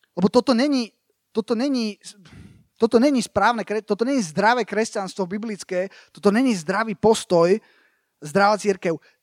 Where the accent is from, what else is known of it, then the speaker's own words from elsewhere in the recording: Slovakia; moved away as an adult; also born or lived in United States; som obrátil v Amerike, ale potom som sa vrátil na Slovensko